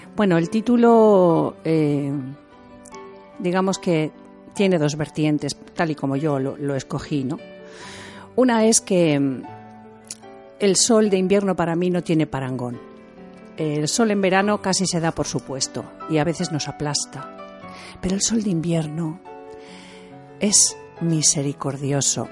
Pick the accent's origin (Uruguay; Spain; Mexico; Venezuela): Spain; Santander, Cantabria; Yo soy de Cantabria, de Santander. Y en Santander, en cuando yo era pequeña, em, había mucho turismo